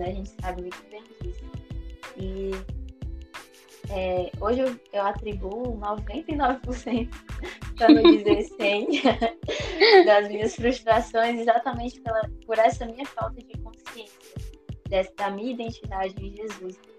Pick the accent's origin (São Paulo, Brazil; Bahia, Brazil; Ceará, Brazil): Ceará, Brazil; Fortaleza; tenho 23 anos, sou de Fortaleza, Ceará.